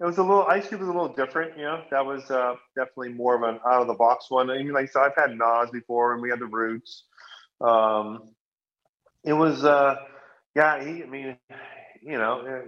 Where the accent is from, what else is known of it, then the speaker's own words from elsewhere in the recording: Hawaii, United States; I grew up in Hawaii